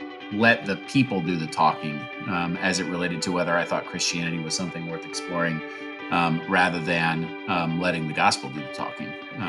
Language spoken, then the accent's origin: English; Pekin, Illinois, United States; now in Evansville, United States; I am from Pekin, Illinois, which is a little town outside of Peoria, and currently reside in Evansville, Indiana, with my wife and three kids.